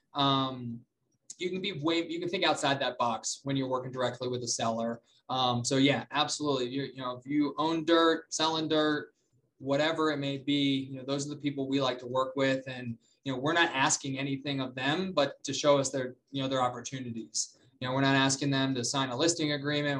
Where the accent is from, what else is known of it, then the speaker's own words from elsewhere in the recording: Charlotte, North Carolina, United States; moved away as an adult; also born or lived in Columbia, South Carolina; now in Denver, United States; I moved back to Charlotte. I'm from Charlotte